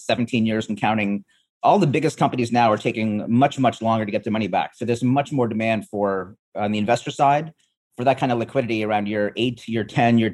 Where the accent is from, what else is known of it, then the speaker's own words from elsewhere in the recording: Canada; moved away; also born or lived in East Africa; I grew up in Canada. I was born in East Africa